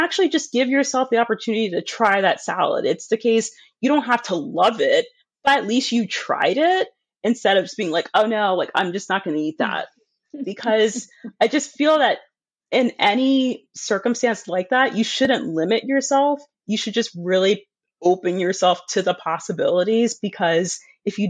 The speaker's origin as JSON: {"language": "English", "country": "United States", "said": "I'm an American"}